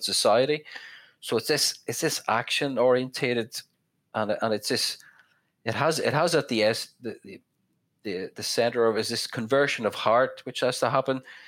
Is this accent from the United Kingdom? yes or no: yes; west of Northern Ireland, United Kingdom; now in Belfast, United Kingdom; growing up in the North, I'm from the west of Northern Ireland, it's a very rural place